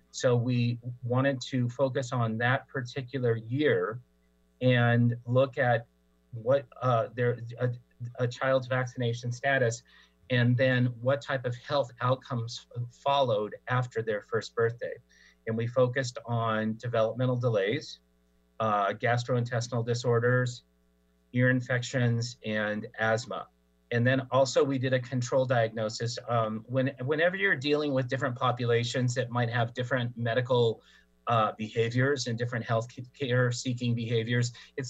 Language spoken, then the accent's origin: English; Tri-Cities, Washington, United States; now in California, United States; I was, I am a homeboy. I'm a Coug. I went to Washington State for my graduate studies, and also am from the Tri-Cities.